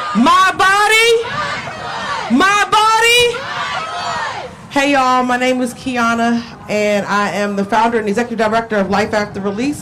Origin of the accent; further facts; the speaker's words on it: Prince George's County, Maryland, United States; also born or lived in Washington, District of Columbia, United States; I was born in D.C., but I was raised in Prince George's County, Maryland